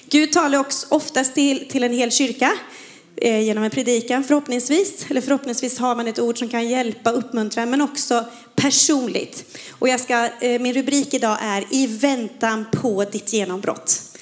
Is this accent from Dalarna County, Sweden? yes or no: no; Falköping, Västra Götaland, Sweden; moved away; Jag är från Falköping, Falköping, men det är 25 år sedan jag flyttade från Slätta. Så att eh, jag försöker ibland bara komma in i den här västgötskan.